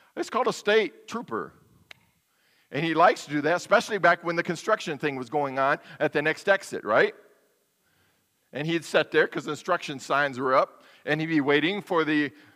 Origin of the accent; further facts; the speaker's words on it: United States; I, as an American citizen